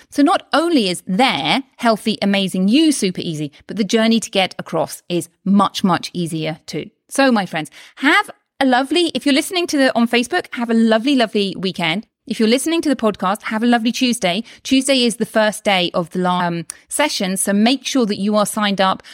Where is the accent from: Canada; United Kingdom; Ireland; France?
United Kingdom; now in Spain; I'm from the U K, which you may be able to tell from my accent